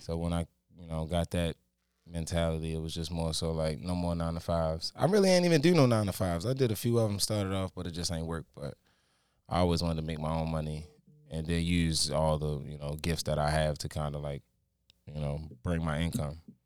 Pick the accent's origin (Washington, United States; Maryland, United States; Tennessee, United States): Maryland, United States; Baltimore; I'm born and raised from Baltimore